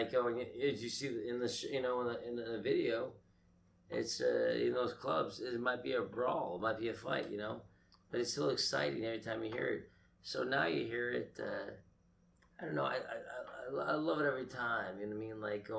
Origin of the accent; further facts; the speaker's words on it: Boston, Massachusetts, United States; It's Boston.